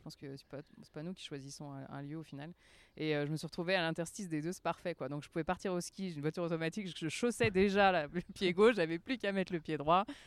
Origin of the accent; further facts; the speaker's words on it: France; moved away; also born or lived in Geneva, Switzerland / Lausanne, Switzerland; je suis française quand même